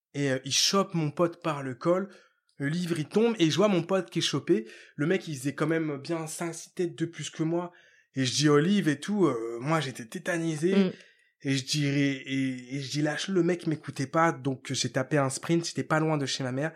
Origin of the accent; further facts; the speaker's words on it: Ivry-sur-Seine, Île-de-France, France; je suis né à Ivry dans, dans, dans 94